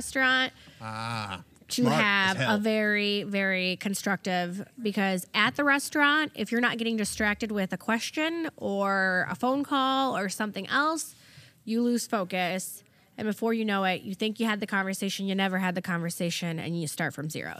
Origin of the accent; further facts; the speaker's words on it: Valparaiso, Indiana, United States; first language German; English is a second language; I went to a Head Start in Valpo